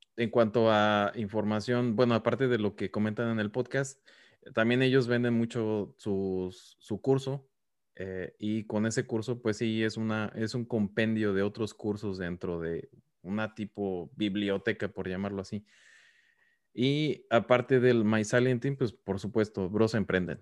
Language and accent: Spanish; Mexico; now in United States; porque nosotros somos mexicanos también